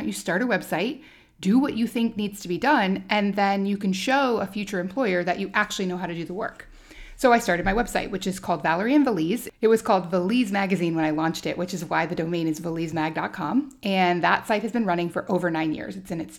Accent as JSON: {"language": "English", "region": "Alaska", "country": "United States", "tie": "born or raised there", "also_born_or_lived": "Maryland / London / California / Indiana", "said": "lived in Alaska. That's where I grew up. I've lived in London. I've lived in California, Indiana, Iowa. I was born in Maryland."}